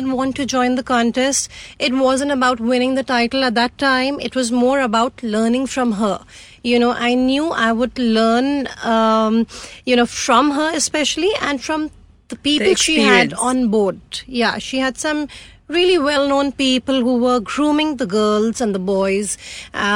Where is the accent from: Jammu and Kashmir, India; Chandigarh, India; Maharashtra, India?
Chandigarh, India; I come from Chandigarh, a beautiful city called Chandigarh, and I'm the youngest of four girls